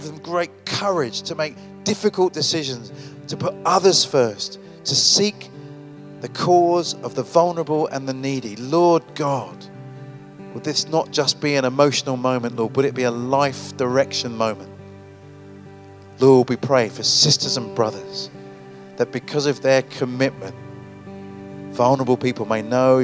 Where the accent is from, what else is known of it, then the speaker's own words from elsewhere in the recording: United Kingdom; I'm a Brit.